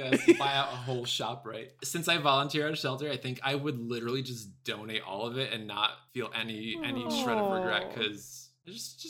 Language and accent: English; Russia; now in United States; No, I was born in Russia.